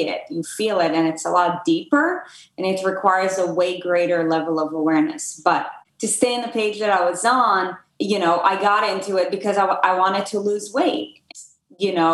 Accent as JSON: {"language": "English", "country": "Israel", "moved": "as an adult", "lives_now": "United States", "said": "I'm from Israel originally. I came to the US to play tennis in college."}